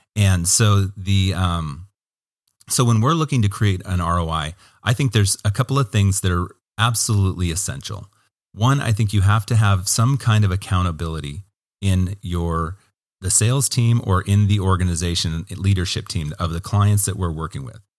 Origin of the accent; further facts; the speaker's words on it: Hermiston, Oregon, United States; I loved growing up in Hermiston